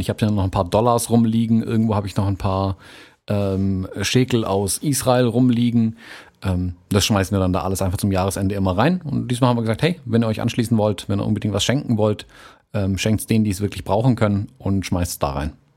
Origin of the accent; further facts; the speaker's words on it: Germany; bei uns in Deutschland